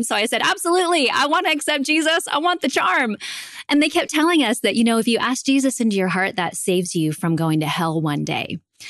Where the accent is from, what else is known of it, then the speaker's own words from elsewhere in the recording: Silicon Valley, Northern California, United States; moved away as an adult; I grew up in Northern California in the Silicon Valley.